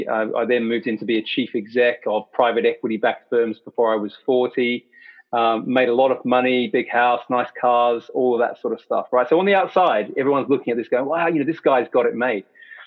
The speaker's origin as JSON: {"language": "English", "country": "Australia", "tie": "born there", "accent": "hybrid Australian English", "said": "It's a hybrid Australian English accent, and I'll get into that. So I was born in Australia"}